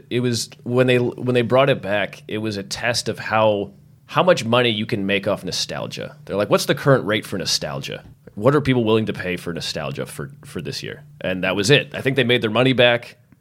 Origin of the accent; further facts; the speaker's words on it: Massachusetts, United States; I grew up in Massachusetts